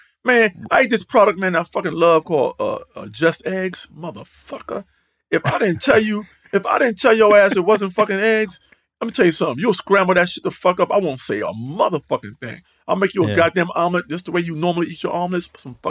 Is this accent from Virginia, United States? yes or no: no; North Carolina, United States; Like, I'm from North Carolina, man. I done tried it all, bro.